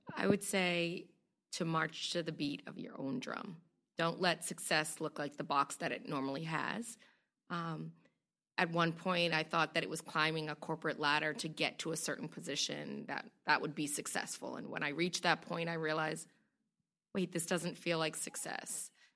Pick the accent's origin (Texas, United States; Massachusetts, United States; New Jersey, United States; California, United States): Massachusetts, United States; Boston; I was a young girl growing up in Roxbury